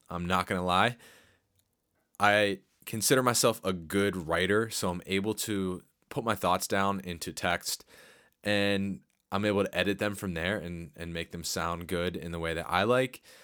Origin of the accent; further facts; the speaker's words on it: Harrisburg, Pennsylvania, United States; my hometown of uh, Harrisburg